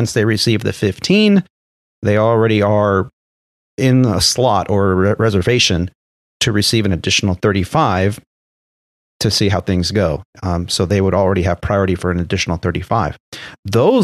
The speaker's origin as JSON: {"language": "English", "region": "California", "country": "United States", "also_born_or_lived": "Arizona", "said": "I'm from California. I live in Southern California."}